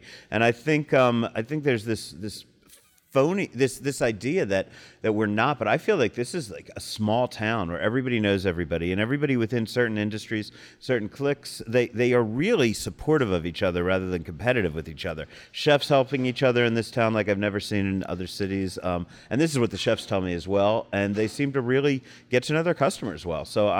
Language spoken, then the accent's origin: English; New Jersey, United States; I'm in from New Jersey, so yeah.